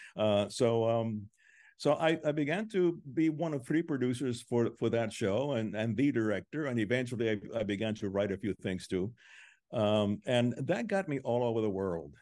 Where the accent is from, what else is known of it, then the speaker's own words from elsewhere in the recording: Cuba; moved away; I was born in Cuba